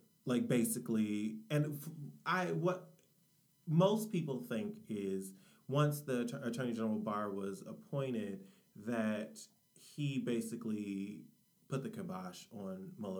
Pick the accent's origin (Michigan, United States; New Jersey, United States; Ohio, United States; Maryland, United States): Michigan, United States; Detroit; I am from the Rust Belt, born and raised in Detroit, Michigan.